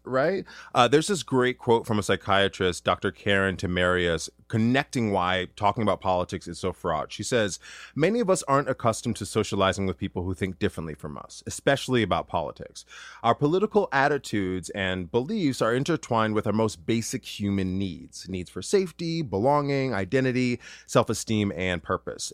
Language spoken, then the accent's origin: English; Duluth, Minnesota, United States; moved away as an adult; also born or lived in Ann Arbor, Michigan; my hometown, Duluth, Minnesota